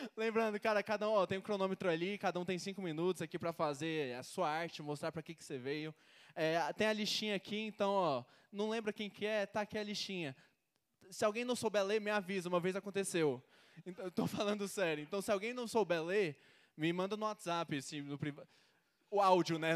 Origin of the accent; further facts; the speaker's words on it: Goiânia, Goiás, Brazil; sou de Goiânia